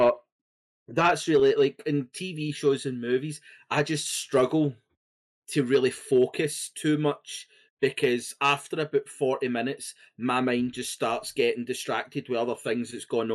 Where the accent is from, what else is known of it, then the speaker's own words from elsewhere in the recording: Scotland, United Kingdom; being Scottish